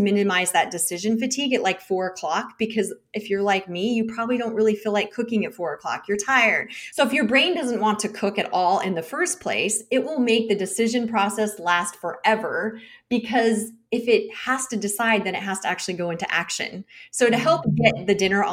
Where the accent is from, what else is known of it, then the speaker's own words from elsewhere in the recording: United States; as an American